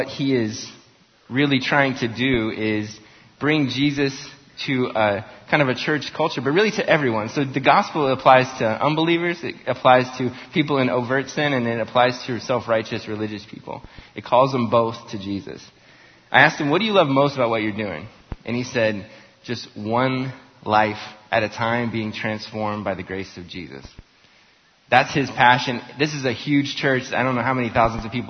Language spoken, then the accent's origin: English; Las Vegas, Nevada, United States; now in Tulsa, United States; I grew up in Las Vegas. I live in Tulsa